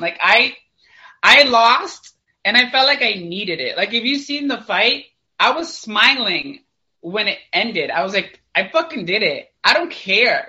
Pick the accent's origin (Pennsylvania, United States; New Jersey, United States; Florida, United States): Florida, United States; St. Petersburg; I'm from St. Petersburg, Florida